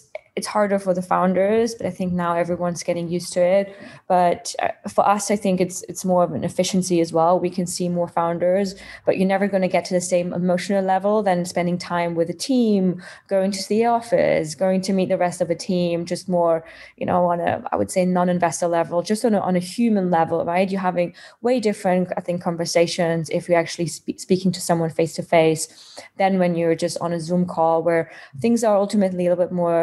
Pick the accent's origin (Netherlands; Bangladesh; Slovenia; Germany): Germany; moved away as an adult; now in United Kingdom; I'm originally from Germany, been living in the UK last 7 years